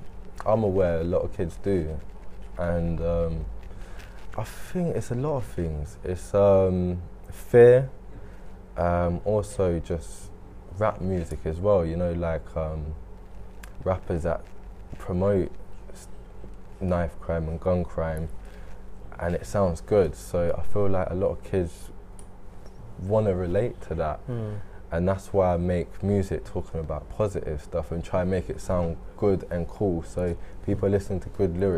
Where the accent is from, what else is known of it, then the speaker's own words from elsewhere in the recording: Peterborough, East of England, United Kingdom; I went to Stanground College and Orton Longville, which is Neame Park Academy now